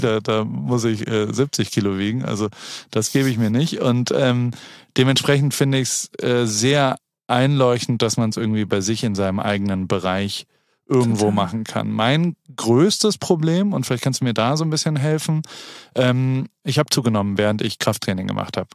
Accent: Heidelberg, Baden-Württemberg, Germany; now in United States; Heidelberg, meiner Heimatstadt

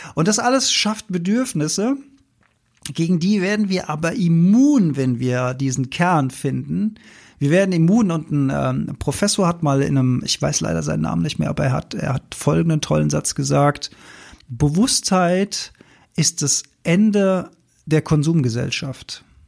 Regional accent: Rhenish Hesse, Rhineland-Palatinate, Germany; Gebabbel, wie wir bei uns in Rheinhessen sagen

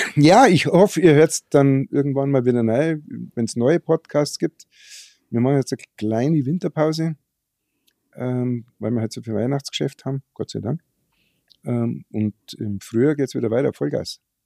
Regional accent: Germany; bei uns in Deutschland

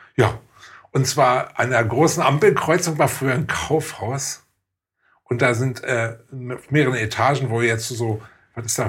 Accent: Oranienburg, Brandenburg, Germany; Und ich bin ja wenigstens in Oranienburg geboren und irgendwie ist Oranienburg auch so was von daher wie meine Heimatstadt

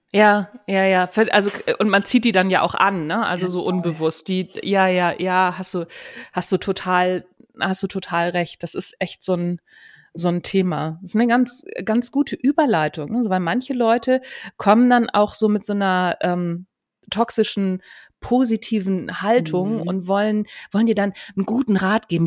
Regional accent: Hamburg, Germany; Wie man unschwer erkennen kann, komme ich aus Hamburg. Also, ich komme von Hamburg weg, sagt man hier.

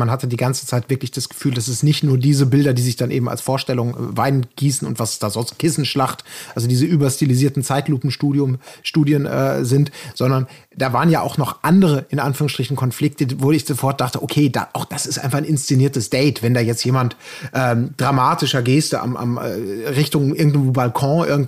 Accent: North Rhine-Westphalia, Germany; Und äh, ich komme aus NRW.

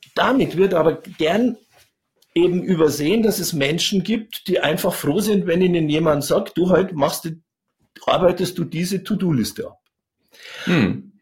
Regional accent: Chiemgau, Upper Bavaria, Germany; ich bin im Chiemgau groß geworden, also in Oberbayern.

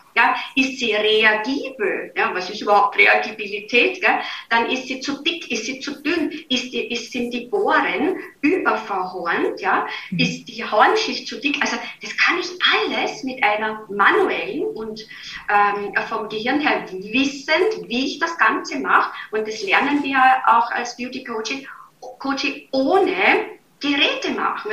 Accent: Vienna, Austria; accent: Viennese dialect; moved away as an adult; now in Germany; Ich bin gebürtig aus Wien

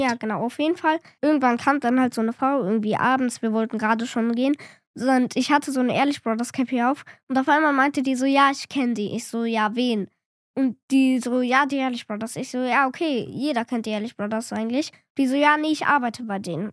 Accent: Cologne, North Rhine-Westphalia, Germany; ich bin zehn Jahre alt, ich komme hier auch aus Köln

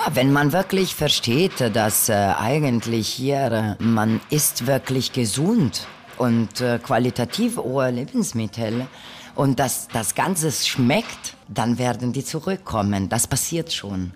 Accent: northern Italy, Italy; now in Berlin, Germany; ich komme aus Norditalien

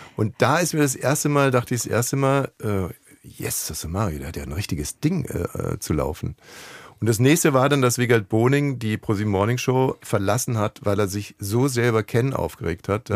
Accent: Ammersee, Bavaria, Germany; ich komme aus Bayern vom mhm. Ammersee.

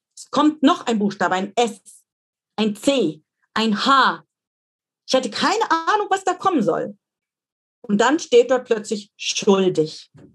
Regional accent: Dresden, Saxony, Germany; moved away; meine Heimatstadt Dresden

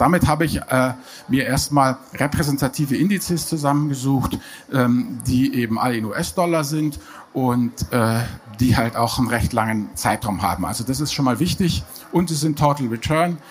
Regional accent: Germany; bei uns in Deutschland

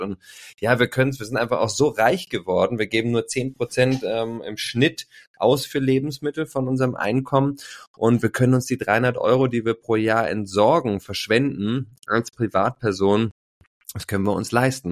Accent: Berlin, Germany; Ich bin Berliner, seit 40 Jahren am Start, liebe unsere, meine Mutterstadt und bin hier ja ähm, mit sehr viel Liebe und ähm, ja auch mit ja, glaube ich, einem geborgenen Haushalt groß geworden

